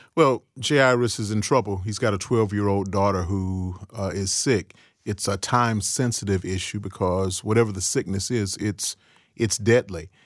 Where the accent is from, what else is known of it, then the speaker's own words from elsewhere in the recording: Cleveland, Ohio, United States; also born or lived in Chicago, Illinois; I was born in Chicago, but I grew up in Cleveland